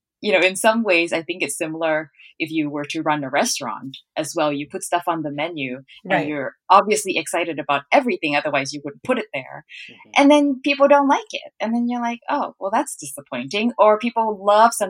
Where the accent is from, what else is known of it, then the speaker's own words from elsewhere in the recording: Hat Yai, Songkhla, Thailand; moved away as an adult; also born or lived in Bangkok; now in Vancouver, Canada; So I grew up in southern Thailand in a town called Hat Yai, and I was there until I was about 12, and then we moved to Bangkok after that.